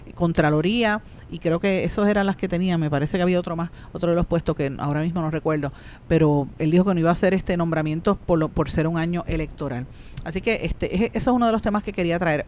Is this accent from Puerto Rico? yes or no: yes; Guaynabo, Puerto Rico; por el área de mi pueblo de Guainabo